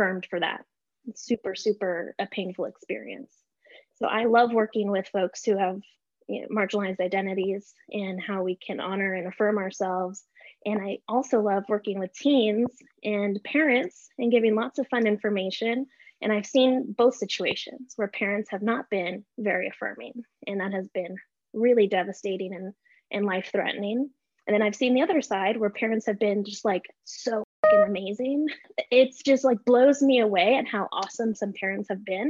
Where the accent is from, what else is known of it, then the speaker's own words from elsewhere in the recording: El Paso, Texas, United States; I grew up in El Paso, Texas.